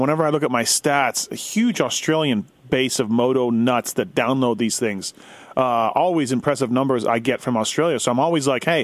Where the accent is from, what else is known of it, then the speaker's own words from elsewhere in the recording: Canada; now in Las Vegas, United States; I'm from Canada. I say Zed, too